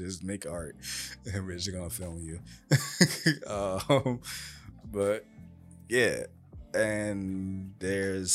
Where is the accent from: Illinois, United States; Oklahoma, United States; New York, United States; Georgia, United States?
New York, United States; obviously I'm from New York